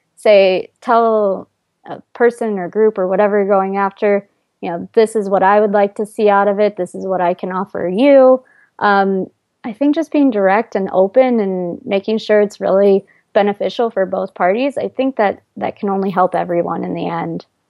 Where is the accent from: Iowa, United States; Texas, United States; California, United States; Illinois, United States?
Iowa, United States; moved away as an adult; now in New York City, United States; in Iowa, I, it's I actually grew up in a fairly large town for Iowa